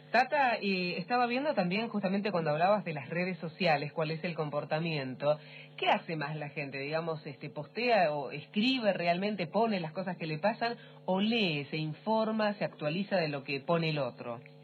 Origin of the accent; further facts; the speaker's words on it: Trelew, Chubut, Argentina; yo soy de Trelew, de Chubut más o menos